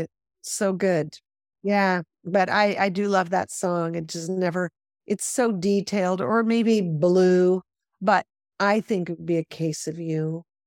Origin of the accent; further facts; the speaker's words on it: Los Angeles, California, United States; I grew up in Hollywood